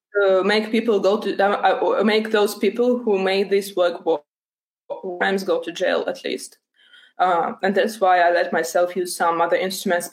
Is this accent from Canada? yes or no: no; Donbas, Ukraine; moved away; I'm from Donbass myself originally